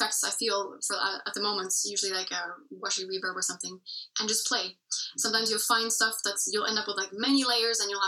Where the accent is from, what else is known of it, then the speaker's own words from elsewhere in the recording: Norway; first language English; my mother tongue is English, but I've been speaking Norwegian for basically my whole life as well. Because I've been living here for most of my life in Norway